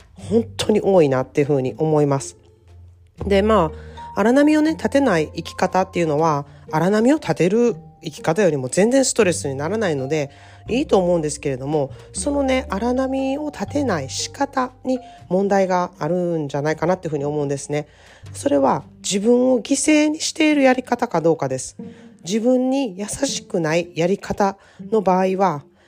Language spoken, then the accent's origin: Japanese; Japan; moved away as an adult; now in California, United States; かつては私も日本人として、あの、アメリカっていう外国で暮らしている人だったんですけれどもね、アメリカに30年も住んでいるとですね